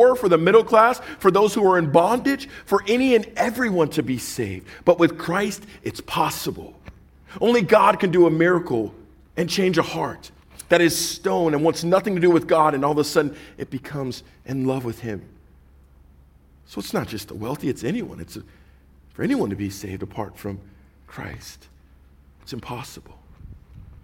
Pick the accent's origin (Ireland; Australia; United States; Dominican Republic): United States; Orange County, California; we were from, Orange County